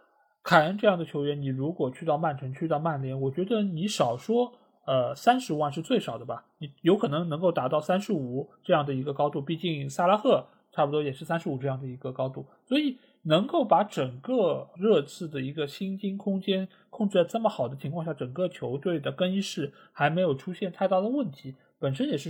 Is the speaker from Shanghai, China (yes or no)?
yes; Shanghai, China; 我觉得他真正是做到了我们上海人说什么，就螺丝壳里做道场。